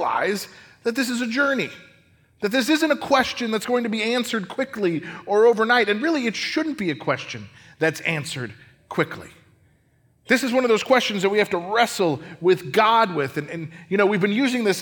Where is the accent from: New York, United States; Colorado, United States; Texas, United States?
Colorado, United States; I grew up in Colorado